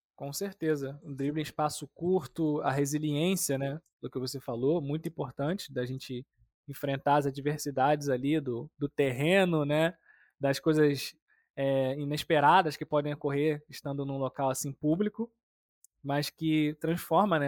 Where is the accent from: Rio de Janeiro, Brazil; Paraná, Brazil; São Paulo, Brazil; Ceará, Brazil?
Rio de Janeiro, Brazil; also born or lived in São Gonçalo; eu sou do Rio de Janeiro, né? Eu moro no estado do Rio, uma cidade chamada São Gonçalo